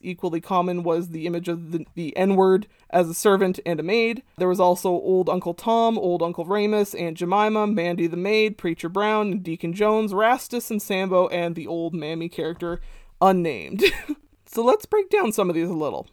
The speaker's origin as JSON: {"language": "English", "country": "Canada", "tie": "born or raised there", "said": "as a young kid growing up in Canada"}